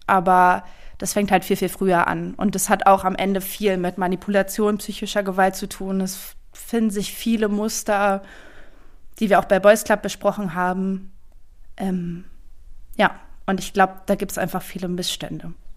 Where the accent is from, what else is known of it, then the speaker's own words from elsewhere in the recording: East Germany, Germany; ich komme aus Ostdeutschland